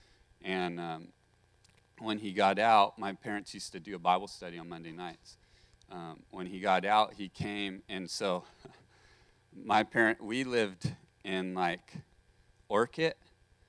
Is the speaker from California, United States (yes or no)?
yes; Santa Maria, California, United States; I grew up in Santa Maria